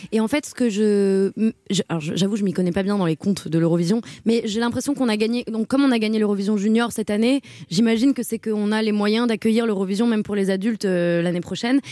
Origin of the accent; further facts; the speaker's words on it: Paris, Île-de-France, France; Je suis née à Paris.